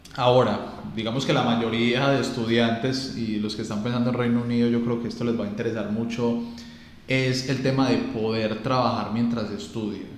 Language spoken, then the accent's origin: Spanish; Colombia; como latino, como colombiano